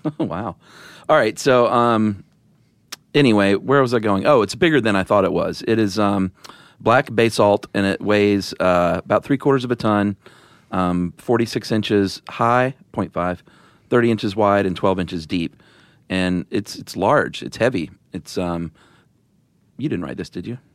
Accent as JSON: {"language": "English", "region": "the South", "country": "United States", "accent": "Southern", "said": "since I'm from the South, I soften my T"}